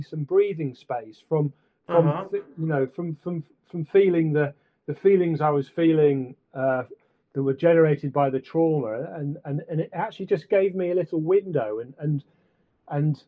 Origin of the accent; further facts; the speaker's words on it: Sheffield, Yorkshire and the Humber, United Kingdom; moved away; also born or lived in Scotland; when I was growing up in Sheffield, and then when I moved up to Scotland